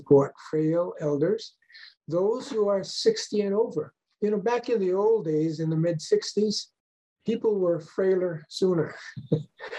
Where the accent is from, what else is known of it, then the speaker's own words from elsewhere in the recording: Maui, Hawaii, United States; now in Honolulu, United States; I was born and raised on Maui. So I'm a Maui boy from way back, pre-World War II.